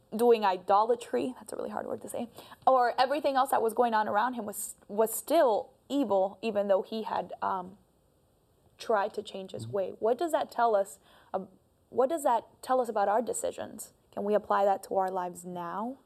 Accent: Colombia; moved away; I am also from Colombia

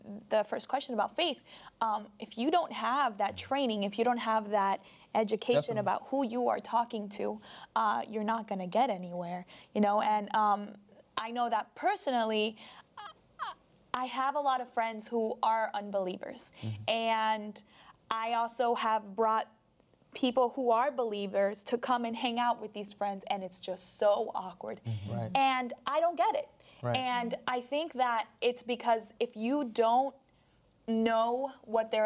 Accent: Colombia; now in United States; I'm going to go back to my home country. When I go to Colombia

